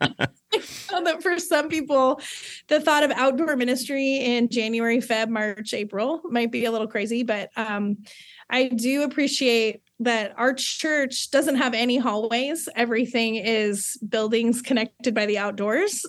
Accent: Southern California, United States; born and raised in Southern California

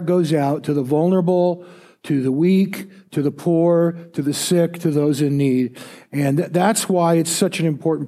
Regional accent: United States; I'm a Christian first, and then I'm an American

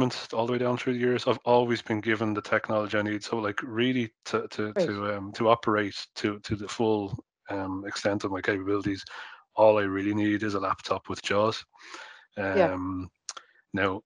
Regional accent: Dublin, Leinster, Ireland; I grew up in Dublin 9

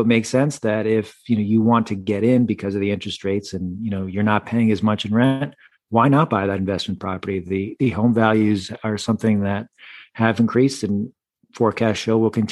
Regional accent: Massachusetts, United States; also born or lived in Syracuse, New York; I grew up in Massachusetts, so I've spent a lot of my life here in New England.

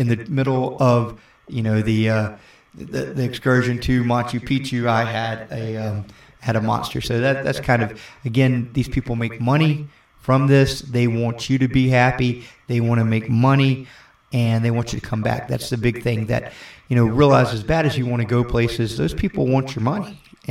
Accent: Florida, United States; We're being from Florida, you know, it's, you know, we have the beach community. It's hot here in the summer.

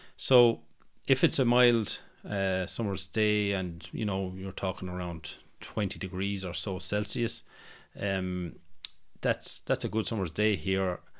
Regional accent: Ireland; our cities, uh, in Ireland

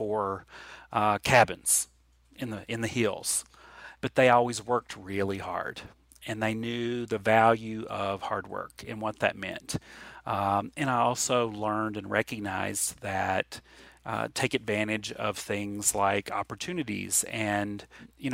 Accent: Appalachia, United States; Appalachian kids and Appalachian people are unsophisticated and have little experience, but we're actually very independent people

